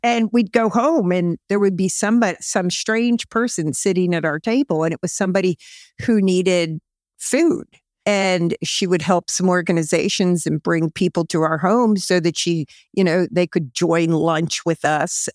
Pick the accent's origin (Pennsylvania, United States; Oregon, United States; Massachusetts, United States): Pennsylvania, United States; Camp Hill; also born or lived in Allentown, Pennsylvania / Illinois; born in Allentown, Pennsylvania, but we moved to Campbell, Pennsylvania back in nineteen fifty-nine. And I actually lived about two and a half blocks from where we are